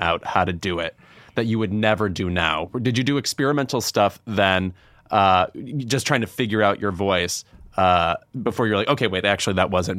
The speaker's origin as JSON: {"language": "English", "town": "Lemont", "region": "Illinois", "country": "United States", "said": "Oh, I'm from a southwest suburb called Lamont."}